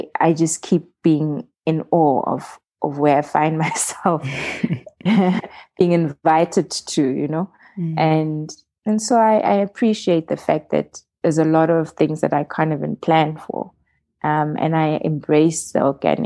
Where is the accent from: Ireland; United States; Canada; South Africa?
South Africa; Midrand, Gauteng; the chunk of growing up was actually in Midrand on the plot